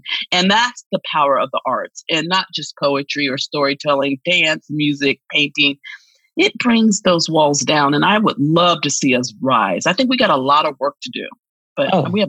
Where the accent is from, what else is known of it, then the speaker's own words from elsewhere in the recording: South Carolina, United States; born there; So I am actually what I call bi-Carolinian. I was born in South Carolina and my family's from South Carolina, but I left and I got my poetic wings in North Carolina later in life.